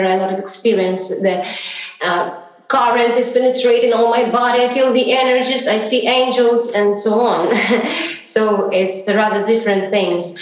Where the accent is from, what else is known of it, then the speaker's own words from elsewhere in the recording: Saint Petersburg, Russia; I was born in Russia, in St. Petersburg, in the late 80s.